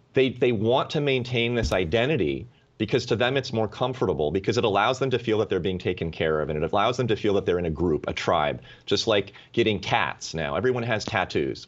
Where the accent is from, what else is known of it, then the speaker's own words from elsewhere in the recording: United States; as an American, as a citizen